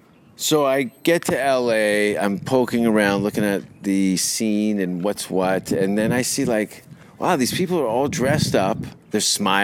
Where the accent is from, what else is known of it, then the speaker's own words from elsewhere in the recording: Hamilton, Ontario, Canada; moved away as an adult; now in Los Angeles, United States; growing up in Canada, in Hamilton.